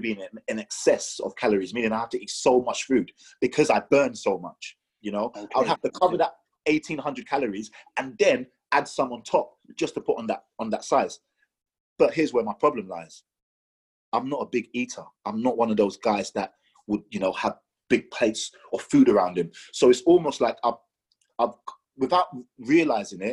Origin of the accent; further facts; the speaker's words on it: Nigeria; I'm Nigerian.